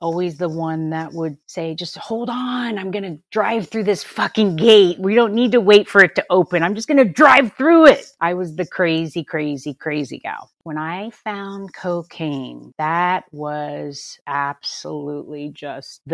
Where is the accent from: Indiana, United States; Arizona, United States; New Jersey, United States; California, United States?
California, United States; Los Angeles; Born and raised in Southern California my entire life. LA girl